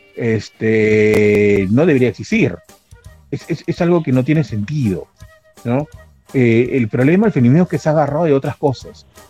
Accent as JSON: {"language": "Spanish", "country": "Peru"}